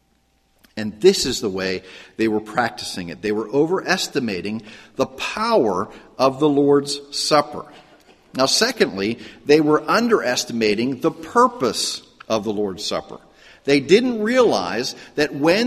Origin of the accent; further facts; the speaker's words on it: Pittsburgh, Pennsylvania, United States; I grew up in Pittsburgh, and it was a very ethnic area, a very very Roman Catholic area